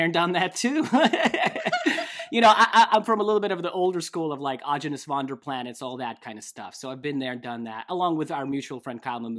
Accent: Russia; I grew up in Russia. Milk is very common food, dairy stuff.

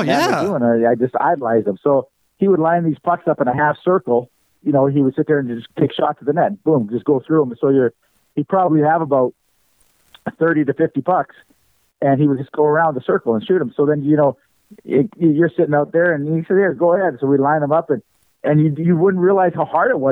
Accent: Lucky Lake, Saskatchewan, Canada; I grew up in Lucky Lake, Saskatchewan, my hometown.

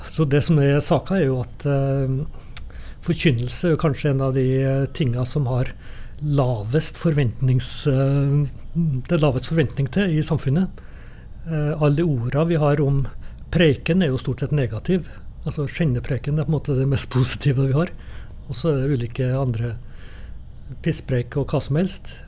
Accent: Trondheim, Trøndelag, Norway; i kirka når jeg vokste opp på, i Trondheim.

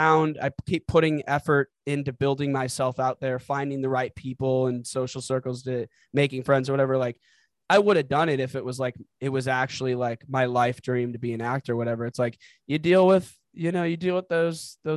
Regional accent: St. Louis, Missouri, United States; moved away as an adult; also born or lived in Los Angeles; now in Chicago, United States; growing up in the Midwest, like St. Louis culture

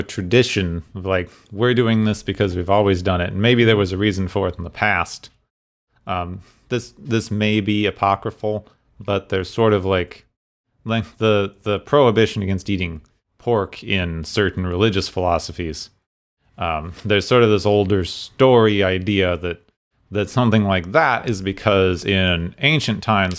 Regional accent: Phoenix, Arizona, United States; like where I grew up in Phoenix, it's like it's illegal to spit on the sidewalk

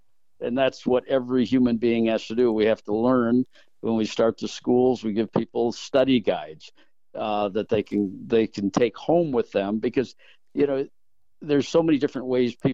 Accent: South Bend, Indiana, United States; born and raised in South Bend, Indiana.

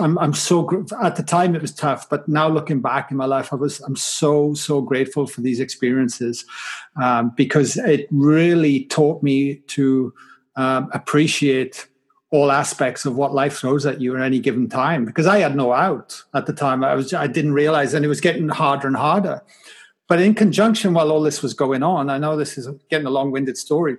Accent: Wales, United Kingdom; But growing up in Wales was pretty tough as well. I mean, I grew up in a valley. On a council estate

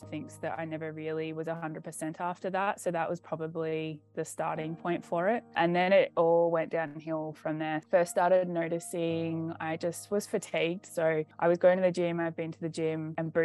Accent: Australia; I'm from Australia.

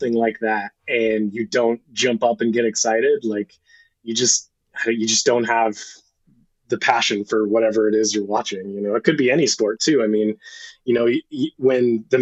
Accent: Redding, California, United States; moved away as an adult; now in San Diego, United States; I grew up in Redding, California, which is the hometown of Megan Rapinoe

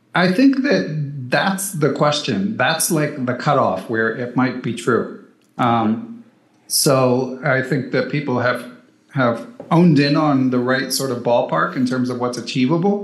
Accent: Philadelphia, Pennsylvania, United States; I grew up in Center City, Philadelphia.

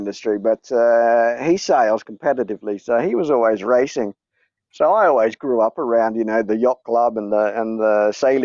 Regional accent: Gold Coast, Queensland, Australia; moved away; also born or lived in South Australia / Greece; I grew up on the Gold Coast. I was actually born in South Australia

